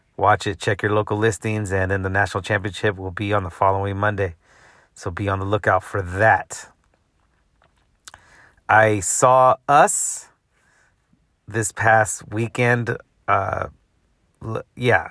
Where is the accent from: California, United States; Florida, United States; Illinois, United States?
California, United States; Central Valley, Northern; now in Los Angeles, United States; I'm from NorCal, baby. 209 Central Valley representing